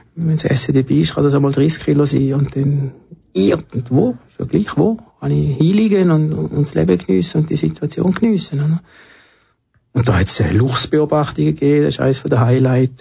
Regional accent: Trogen, Appenzell Ausserrhoden, Switzerland; Ich bin in Appenzell aufgewachsen

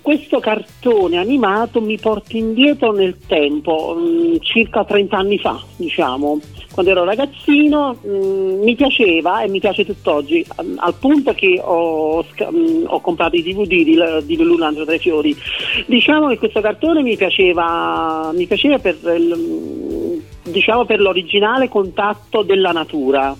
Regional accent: Ercolano, Campania, Italy; io che sono napoletano

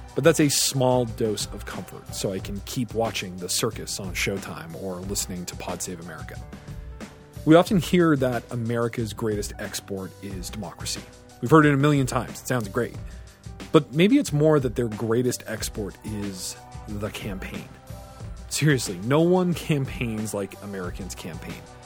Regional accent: Canada; as a Canadian

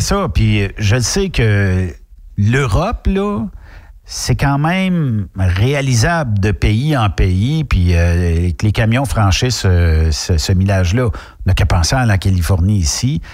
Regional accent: Quebec, Canada; quand on est québécois

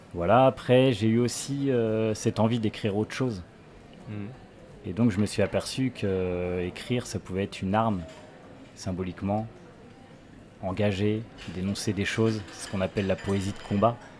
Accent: Saint-Jean-des-Mauvrets, Pays de la Loire, France; also born or lived in Angers / Trélazé; J'ai grandi de l'autre côté de la Loire, dans un petit village qui s'appelle Saint-Jean-des-Mauvrais.

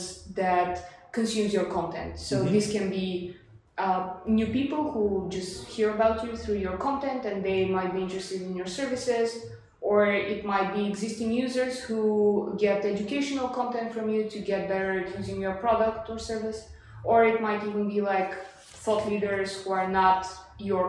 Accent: Sofia, Sofia City, Bulgaria; English is a second language; also born or lived in Leeds / Leeuwarden; From Bulgaria. I'm originally from Sofia. I lived there most of my life

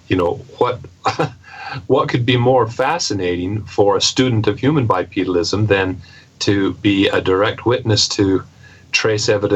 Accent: Pacific Northwest, United States; I grew up in the Pacific Northwest

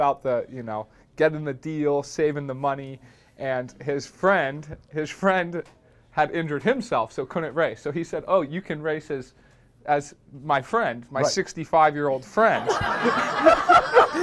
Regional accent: Boulder, Colorado, United States; growing up in Boulder

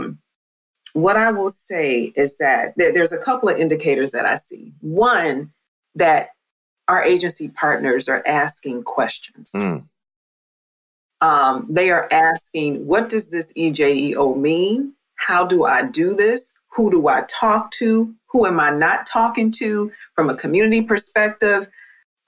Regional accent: Ohio, United States; I'm from Ohio

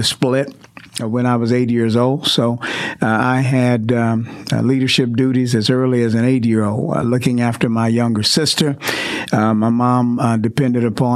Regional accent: Houston, Texas, United States; moved away as an adult; now in Mansfield, United States; I was born in Houston, Texas. I was born in Mercy Hospital, located in the part of Houston known as Sunnyside. So, I'm a kid from born in Sunnyside, attended church in Third Ward, and lived a while in Fifth Ward. So I kind of lived all over the Houston area.

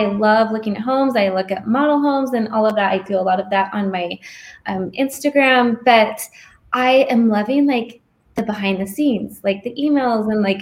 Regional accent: Gilbert, Arizona, United States; moved away as an adult; also born or lived in Michigan; This is my home state. I grew up in Gilbert.

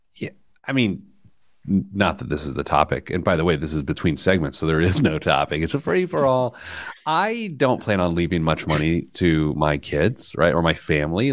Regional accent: Midwest, United States; as a Midwesterner

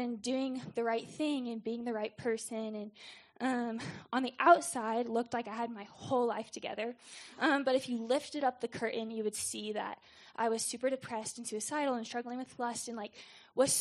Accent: Jonesboro, Arkansas, United States; also born or lived in St. Louis, Missouri; I was born in St. Louis and then moved to Jonesboro, Arkansas

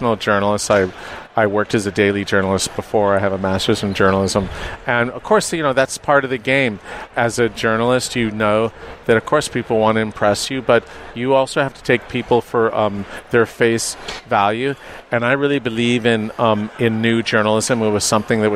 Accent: Los Angeles, California, United States; moved away; I was born and raised in Los Angeles

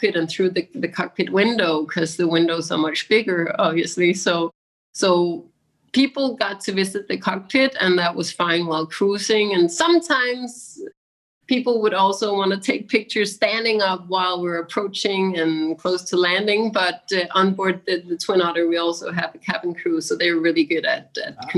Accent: Denmark; moved away; also born or lived in Maldives; I'm from Denmark, and in Europe we have these gray, long, rainy days

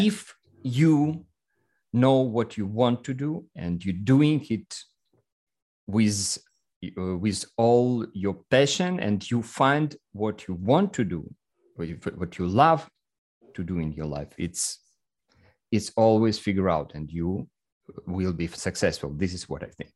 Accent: Russia; English is a second language; I'm a photographer and entrepreneur from Russia

